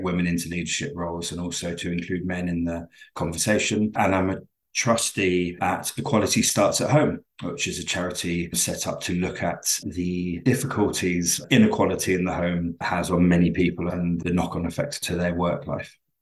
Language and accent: English; London, United Kingdom; accent: very English; moved away as an adult; now in Glasgow, United Kingdom; I'm originally from London, but I moved here about 20 years ago